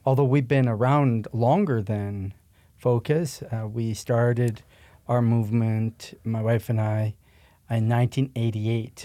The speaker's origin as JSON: {"language": "English", "town": "Prince Albert", "region": "Saskatchewan", "country": "Canada", "tie": "born or raised there", "said": "I was born and raised in Canada, but actually in Saskatchewan, Prince Albert, Saskatchewan, which is kinda, um, north of Montana"}